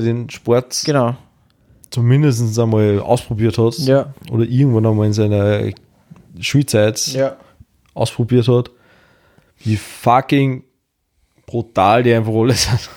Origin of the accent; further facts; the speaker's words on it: Austria; als Österreicher